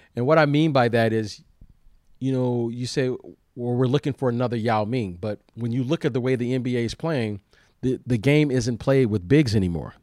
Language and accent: English; United States; We're from the United States